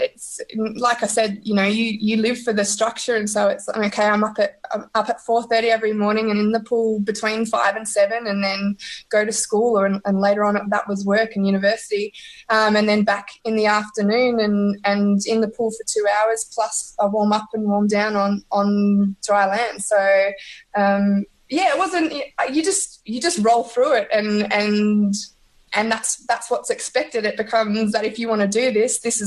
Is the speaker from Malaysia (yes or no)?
no; Perth, Western Australia, Australia; accent: Aussie; also born or lived in Singapore; now in Barwon Heads, Australia; So I'm originally from Perth in Western Australia, but at the moment I'm living in Barman Heads in Victoria